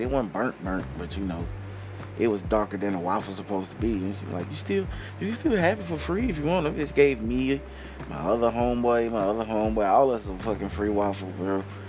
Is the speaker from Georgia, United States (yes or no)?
yes; outside of Atlanta, Georgia, United States; I'm from like outside of Atlanta. I'm from like an hour and 30 minutes outside of Atlanta